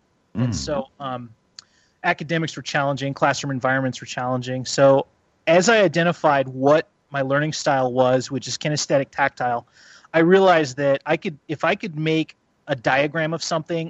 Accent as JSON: {"language": "English", "region": "California", "country": "United States", "tie": "born or raised there", "said": "I grew up in Humboldt County, which is in Northern California, and I had what a lot of people would consider a tumultuous childhood."}